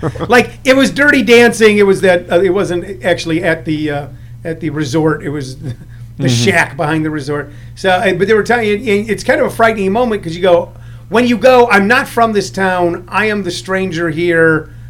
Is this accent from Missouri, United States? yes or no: yes; St. Louis, Missouri, United States; I grew up in St. Louis